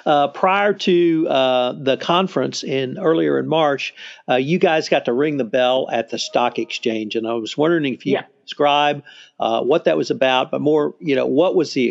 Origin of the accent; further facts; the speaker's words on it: Texas, United States; being a Texan